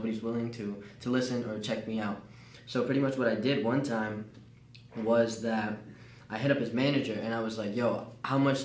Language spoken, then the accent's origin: English; New Jersey, United States; Born and raised in New Jersey